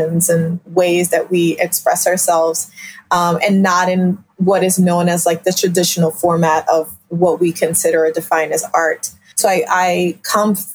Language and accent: English; Philadelphia, Pennsylvania, United States; I am a child of immigrants, born and raised in South Philadelphia